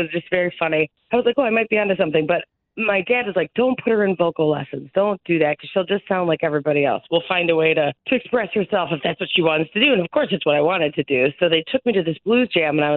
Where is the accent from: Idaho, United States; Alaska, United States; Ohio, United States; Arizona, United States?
Ohio, United States; Cleveland; living and growing up in Cleveland